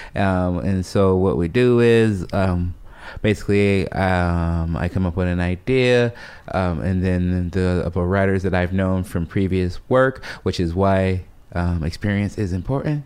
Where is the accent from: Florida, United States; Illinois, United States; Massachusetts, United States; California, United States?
Illinois, United States; Chicago; chubby poor kid growing up in South Side of Chicago